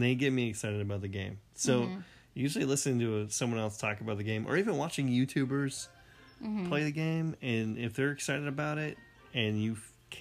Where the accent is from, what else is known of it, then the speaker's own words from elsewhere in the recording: Maine, United States; moved away; I'm from Maine originally